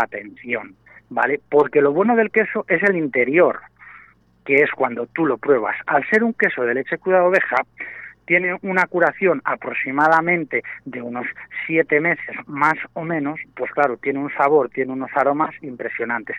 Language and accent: Spanish; Valladolid, Castile and León, Spain; now in Arroyo de la Encomienda, Spain; yo soy de Valladolid